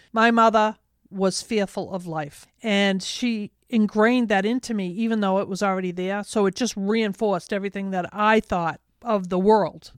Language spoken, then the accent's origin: English; Medford, United States; I grew up in Medford